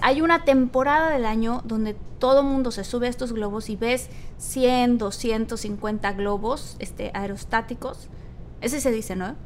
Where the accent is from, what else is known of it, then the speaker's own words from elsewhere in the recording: Tabasco, Mexico; Yo soy de Tabasco